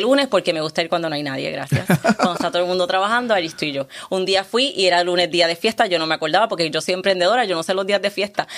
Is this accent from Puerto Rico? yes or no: yes; Puerto Rico; now in Caguas, Puerto Rico; sigo siendo de Calle, pero estoy viviendo en Caguas